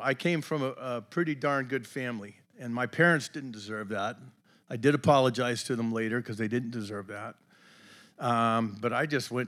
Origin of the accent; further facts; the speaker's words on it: Braintree, Massachusetts, United States; also born or lived in West Virginia; I grew up just outside of Boston in a town called Braintree